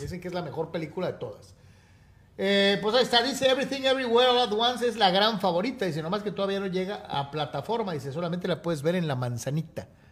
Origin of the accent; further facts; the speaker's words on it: Mexico; como reporteros mexicanos cubriendo los Chargers